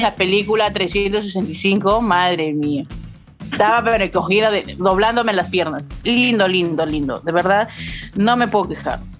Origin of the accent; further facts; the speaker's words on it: Peru; yo soy bien peruana, bien chola